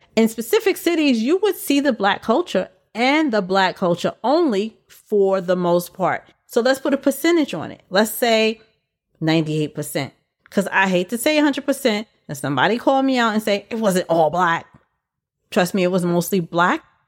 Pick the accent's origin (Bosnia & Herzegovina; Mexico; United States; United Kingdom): United States; New York City, New York; my hometown where I was born with this one. went to school and lived in B K most of my life. B K is also known as Brooklyn